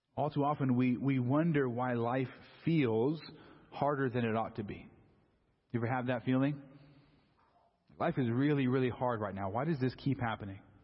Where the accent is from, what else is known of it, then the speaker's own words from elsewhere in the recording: Southern California, United States; I grew up in Southern California